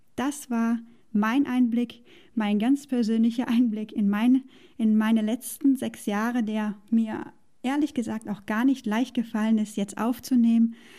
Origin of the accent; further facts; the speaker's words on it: Germany; moved away as an adult; hatte ich all das, was ich aufgegeben habe in Deutschland, was ich mochte. Ich mochte meinen Job. Ich hatte ein tolles Verhältnis zu Freunden, Arbeitskollegen und Familie. Ich mochte den Ort, wo ich aufgewachsen bin